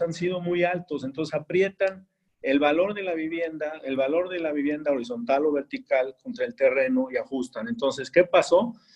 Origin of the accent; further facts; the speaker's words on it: Querétaro, Mexico; somos una ciudad de 2 millones, no somos Monterrey, Puebla, Ciudad de México